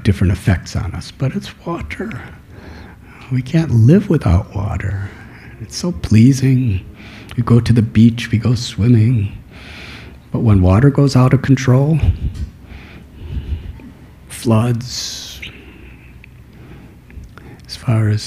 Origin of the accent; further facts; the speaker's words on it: Chicago, Illinois, United States; I was born in Chicago